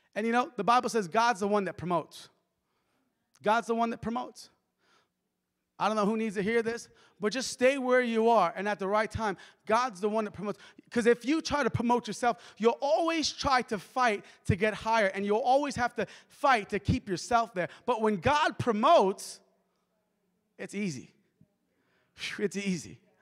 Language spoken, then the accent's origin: English; New York, United States; moved away; I'm from New York